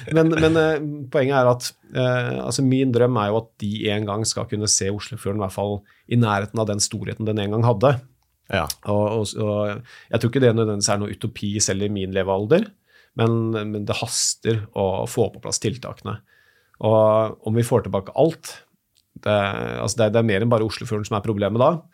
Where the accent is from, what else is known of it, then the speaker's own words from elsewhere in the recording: Moss, Østfold, Norway; Jeg er født og oppvokst på Jeløya utenfor Moss